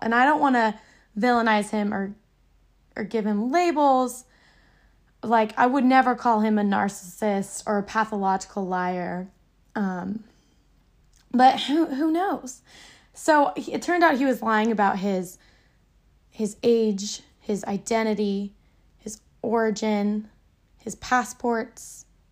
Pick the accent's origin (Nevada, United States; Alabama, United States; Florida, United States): Florida, United States; suburb outside of Orlando; moved away; I came from Florida. Crackhead, alligator, swamp, Disneyland. Silly old Florida. I, it was a suburb outside of Orlando